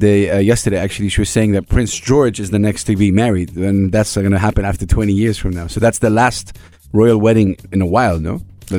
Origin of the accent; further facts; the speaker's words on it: Saudi Arabia; I'm from Saudi Arabia.